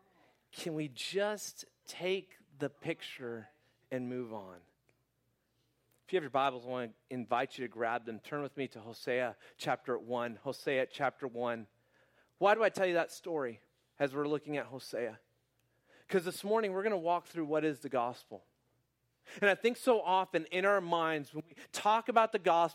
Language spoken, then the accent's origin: English; Phoenix, Arizona, United States; moved away as an adult; also born or lived in Houston; I was born and raised in Phoenix